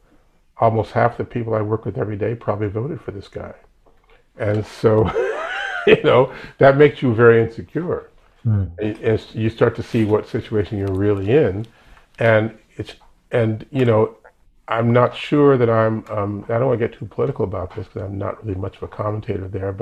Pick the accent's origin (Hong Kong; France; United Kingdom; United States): United States; Chicago, Illinois; now in New York, United States; in Chicago, my hometown